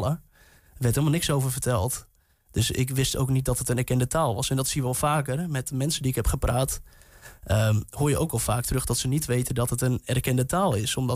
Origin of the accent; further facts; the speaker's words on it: Hardenberg, Overijssel, Netherlands; Ik kom uit Harderberg. Ook Neder-Saxisch taalgebied.